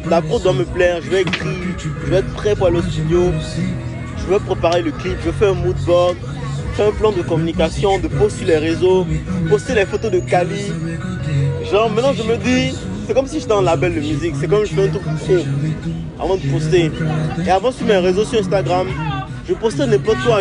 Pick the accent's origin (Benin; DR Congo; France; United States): Benin; Porto-Novo, Ouémé; moved away as an adult; j'ai grandi, je suis né à Porto